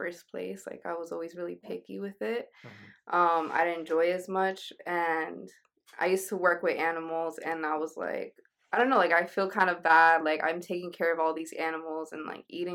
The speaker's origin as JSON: {"language": "English", "region": "New York", "country": "United States", "said": "I'm from New York."}